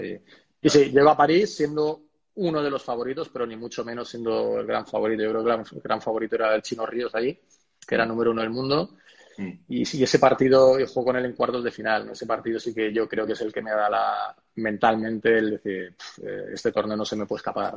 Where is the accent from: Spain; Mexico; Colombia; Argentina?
Spain; somos cinco españoles